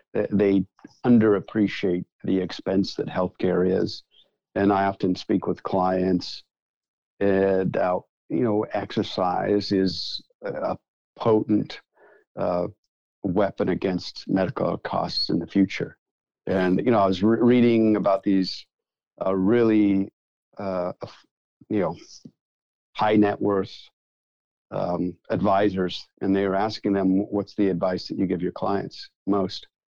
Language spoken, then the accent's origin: English; Canada; moved away as an adult; now in United States; Born and raised there.